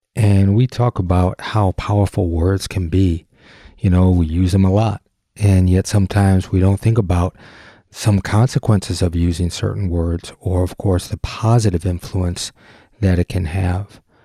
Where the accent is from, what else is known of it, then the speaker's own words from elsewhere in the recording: Detroit, Michigan, United States; we grew up in the Detroit area